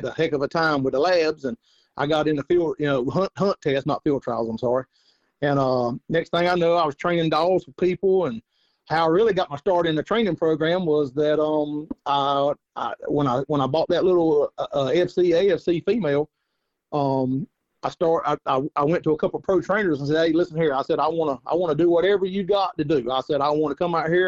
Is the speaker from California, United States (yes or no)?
no; North Carolina, United States; I'm from North Carolina. I've coon hunted pretty much my whole life